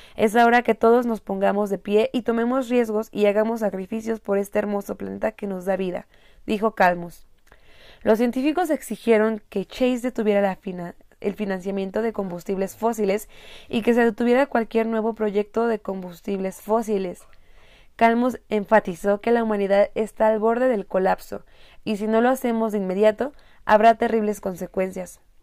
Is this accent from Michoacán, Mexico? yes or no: yes; Morelia, Michoacán, Mexico; Yo soy de Morelia, es una ciudad que se denomina con el clima